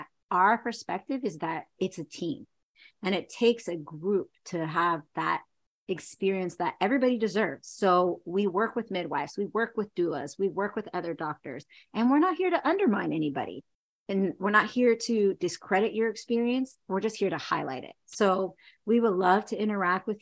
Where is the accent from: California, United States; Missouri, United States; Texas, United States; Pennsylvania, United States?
California, United States; Chino; also born or lived in Seattle, Washington; I grew up in Chino, California.